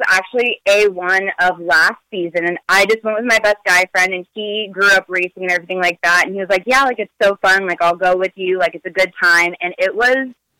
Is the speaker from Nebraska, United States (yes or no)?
no; Bay Area, California, United States; moved away; I'm originally from the Bay Area